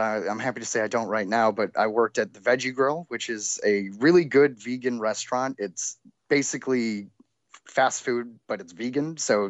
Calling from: Hollywood, California, United States; The heart of Hollywood on Sunset and Highland.

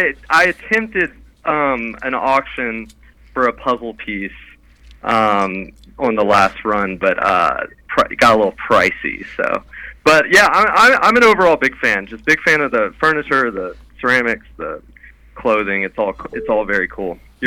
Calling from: Brooklyn, New York, United States; I'm in Greenpoint, Brooklyn, so Brooklyn, New York.

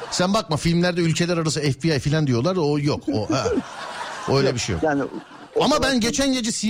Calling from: İzmir, Turkey; İzmir Çiğli.

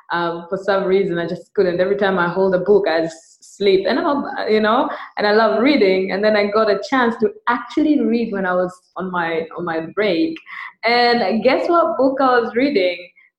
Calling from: Dar es Salaam, Tanzania; I'm podcasting from Dar es Salaam. Very rainy Dar es Salaam.

